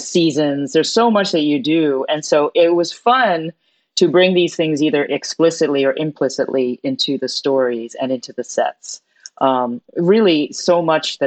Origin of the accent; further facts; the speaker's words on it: New York City, New York, United States; I was born in New York City. But my parents are from Hong Kong and southern China, so we're Cantonese. And so I grew up going to the cinema in Chinatown, New York